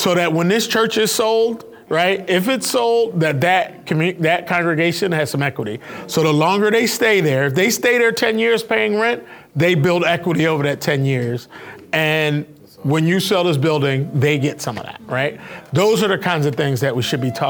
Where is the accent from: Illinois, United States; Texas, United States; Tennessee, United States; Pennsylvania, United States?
Pennsylvania, United States; Philadelphia; moved away; I'm from Philadelphia